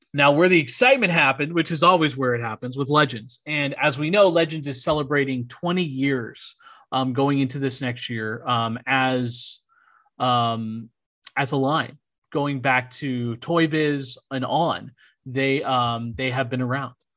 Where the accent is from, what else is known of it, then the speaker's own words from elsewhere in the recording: New Orleans, Louisiana, United States; I gotta rep my hometown there